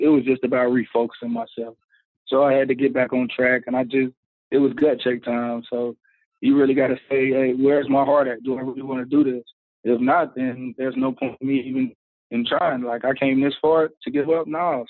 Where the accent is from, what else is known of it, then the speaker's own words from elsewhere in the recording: Charlotte, North Carolina, United States; It was great, man. You get a little bit of everything there. You get the country life, but you also get all the seasons there.